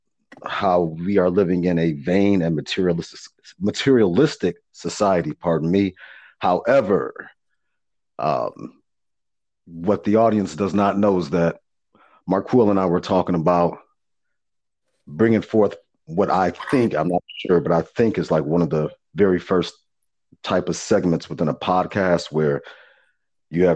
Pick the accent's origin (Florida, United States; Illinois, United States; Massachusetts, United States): Illinois, United States; Chicago; I'm from the Chi